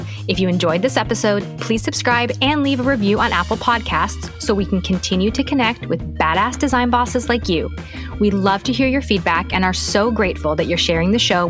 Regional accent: Canada; And being a British Canadian, I'm like, yes, please.

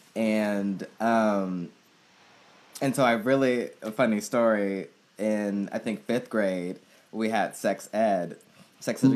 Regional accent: Oakland, California, United States; I grew up in the Bay Area in Oakland, California

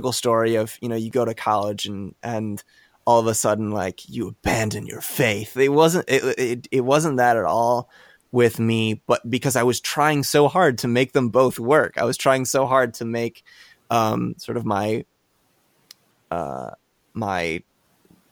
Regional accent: Midwest, United States; I grew up in the Midwest, so I called it pop as well.

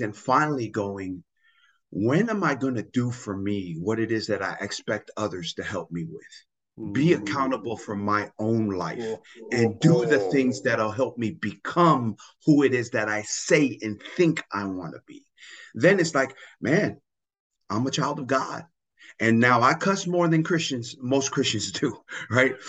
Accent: Tonga; English is a second language; now in United States; I really do see myself as an American that comes from the island of Tonga

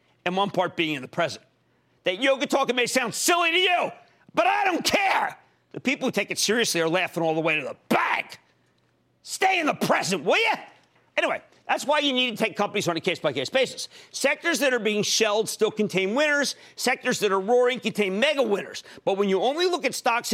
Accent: Philadelphia, Pennsylvania, United States; where I live when I grew up in Philadelphia

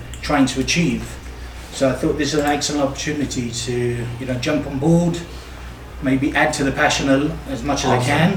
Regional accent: London, United Kingdom; moved away as an adult; also born or lived in Tel Aviv; now in Jerusalem, Israel; From London, England. Been in Jerusalem just over 2 years

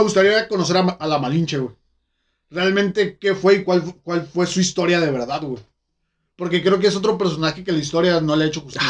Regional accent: Mexico; yo como, mexicano

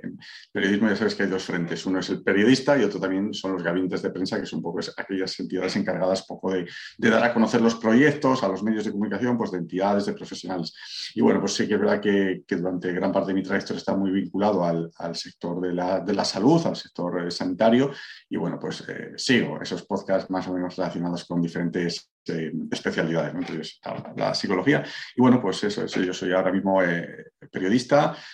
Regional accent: Valladolid, Castile and León, Spain; moved away as an adult; now in Málaga, Spain; Yo soy de Valladolid, pero resido en Málaga desde hace unos años

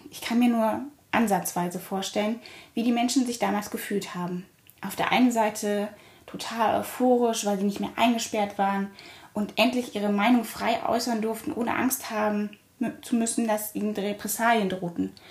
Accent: Germany; born there; Ich wurde in der DDR geboren, einem Staat, den es heute nicht mehr gibt.

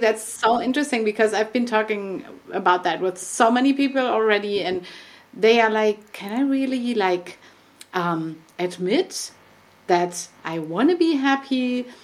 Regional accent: Germany; English is a second language; we're both from Germany

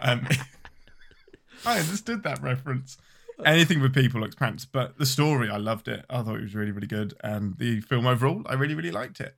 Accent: England, United Kingdom; I'm your Englishman

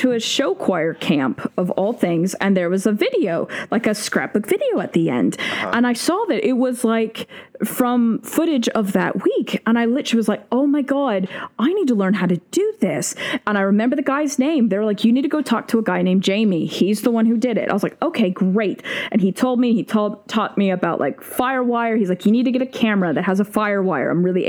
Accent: Great Plains, United States; also born or lived in Tacoma, Washington / Oklahoma / Kansas / Texas; I was born in Tacoma, Washington, because my dad was stationed at Fort Lewis. Then I moved, and as a kid, I lived in Oklahoma, Kansas, Texas, all over the place, kind of in the central states, the plain states.

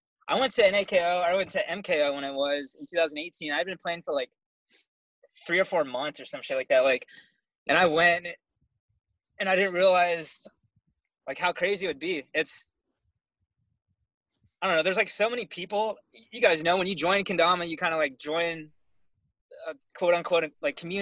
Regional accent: California, United States; also born or lived in Florida; I'm from California, and I've been living in my vehicle basically the last, like, 4 or 5 years

